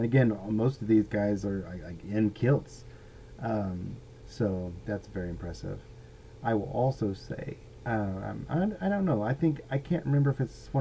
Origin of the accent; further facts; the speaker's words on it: United States; being an American male in his late 40s